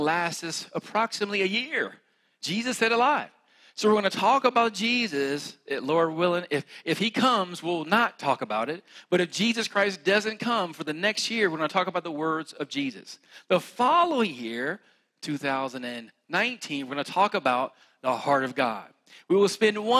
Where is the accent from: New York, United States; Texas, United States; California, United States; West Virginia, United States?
West Virginia, United States; accent: country; I'm from West Virginia